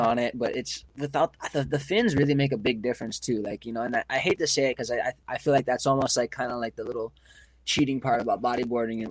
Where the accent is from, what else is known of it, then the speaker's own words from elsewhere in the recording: Maui, Hawaii, United States; moved away as an adult; now in Oahu, United States; I was growing up in Maui